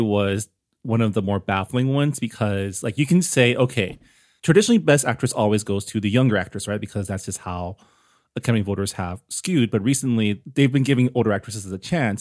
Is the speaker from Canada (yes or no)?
yes; Canada; now in United States; Canada, my home country